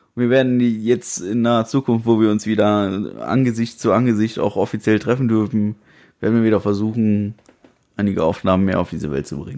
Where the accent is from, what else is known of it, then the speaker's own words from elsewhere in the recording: Germany; wo kommst du denn her? Ja, aus Deutschland